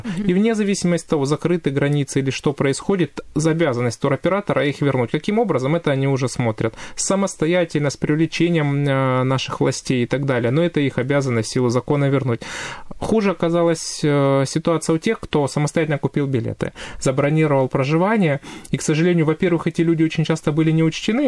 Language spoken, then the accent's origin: Russian; Stavropol Krai, Russia; я коренной житель Ставропольского края, 30 лет уже здесь живу